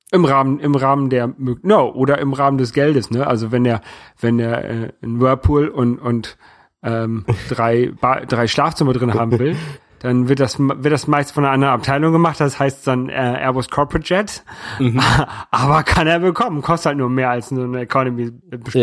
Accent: Hamburg, Germany; now in France; I'm German living in France. Irgendwann habe ich dann nur noch gesagt, ich komme aus Hamburg

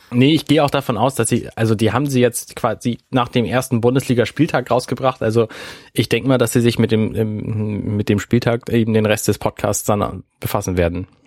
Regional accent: Hamburg, Germany; als Hamburger

